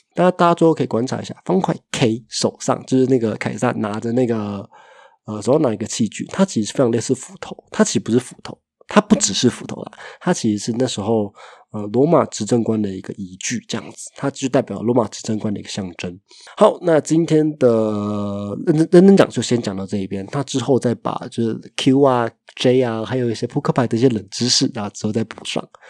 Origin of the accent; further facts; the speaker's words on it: Taiwan; 身为一个台湾人